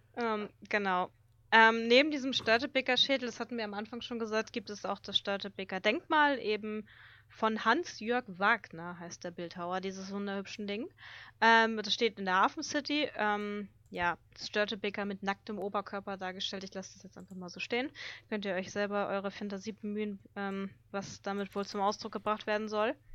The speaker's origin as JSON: {"language": "German", "region": "Hamburg", "country": "Germany", "said": "bei uns in Hamburg"}